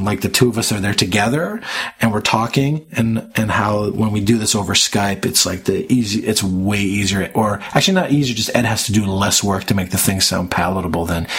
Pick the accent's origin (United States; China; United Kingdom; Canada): Canada; I'm Canadian